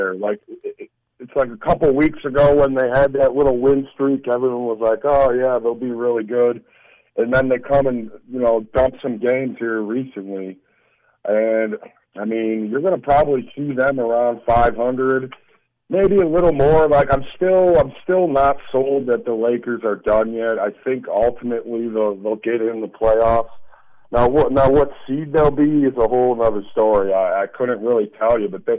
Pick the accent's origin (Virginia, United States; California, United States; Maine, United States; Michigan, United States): Michigan, United States; Detroit; I'm from Detroit